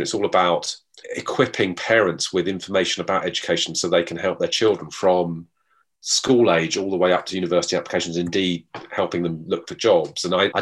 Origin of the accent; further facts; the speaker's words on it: London, United Kingdom; I was from London